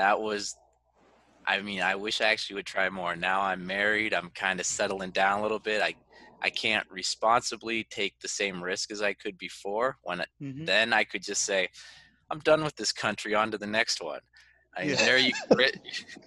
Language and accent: English; United States; moved away as an adult; here in my home country